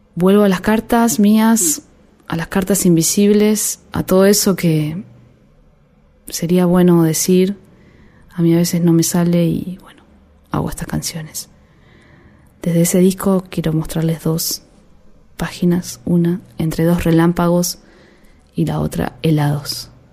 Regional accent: Haedo, Buenos Aires Province, Argentina; Crecí en Aedo, un barrio medio pelo

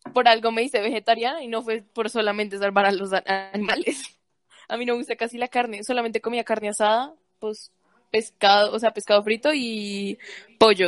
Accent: Bogotá, Bogotá Capital District, Colombia; Como buena cachaca

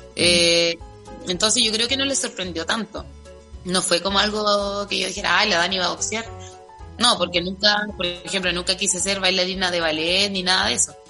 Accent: southern Chile, Chile; de, nuestra tierra, de mi

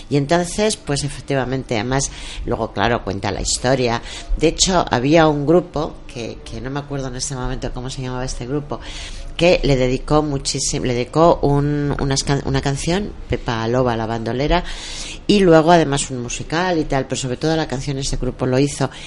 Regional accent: Mora, Castilla-La Mancha, Spain; de mi tierra Mora

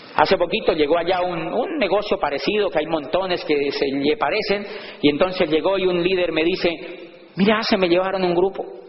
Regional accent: Colombia; moved away; allá le llamamos bus

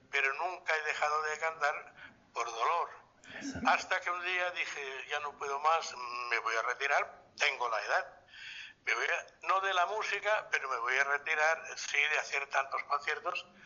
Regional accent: Catalonia, Spain; tan nuestra, tan catalana

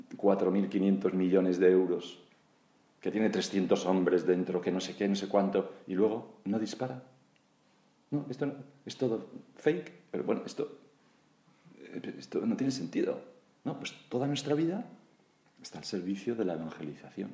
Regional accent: Galicia, Spain; Como buen gallego

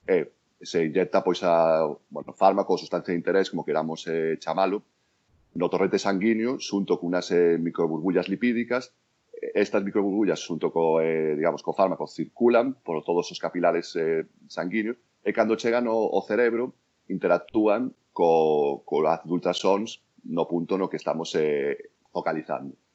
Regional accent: A Coruña, Galicia, Spain; moved away as an adult; now in New York, United States; na miña terra

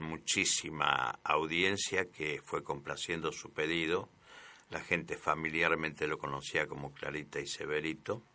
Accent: Cruz Alta, Córdoba, Argentina; Yo soy de Cruz Alta.

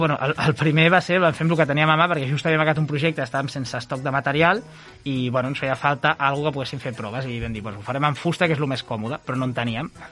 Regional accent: Llívia, Catalonia, Spain; la gent de Llívia del meu poble

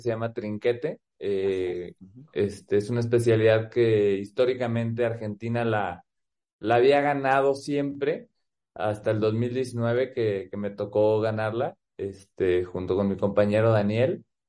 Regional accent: Guadalajara, Jalisco, Mexico; also born or lived in Phoenix, Arizona, United States; now in Aguascalientes, Mexico; soy promotor también del front tenis eh, en Guadalajara, ahí en el, en el club donde, pues donde es mi club, eh, donde me hice como jugador y como persona, el Club Los Pinos

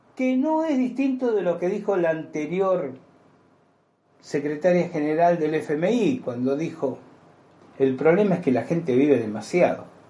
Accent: Argentina; yo tengo los años suficientes para haber vivido en mi país la tragedia que fueron Montoneros y el ERP

